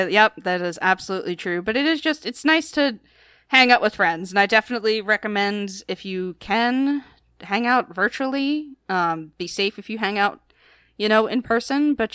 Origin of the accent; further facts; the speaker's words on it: Philadelphia, Pennsylvania, United States; the Philadelphia Phillies, my my hometown team, my baseball team, they're on an eight game winning streak.